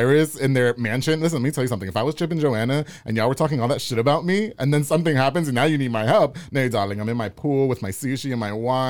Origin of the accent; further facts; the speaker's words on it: Long Island, New York, United States; now in Hewitt, United States; I'm from Long Island. We were living like in a roach infested apartment.